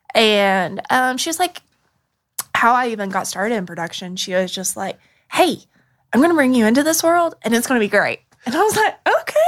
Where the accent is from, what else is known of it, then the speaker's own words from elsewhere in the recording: Burnsville, North Carolina, United States; I grew up in Western North Carolina